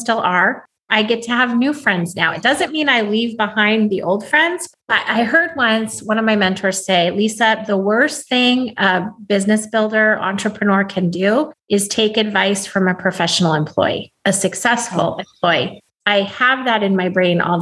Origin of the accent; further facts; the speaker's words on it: Alaska, United States; now in California, United States; I live in California, but I was raised in Alaska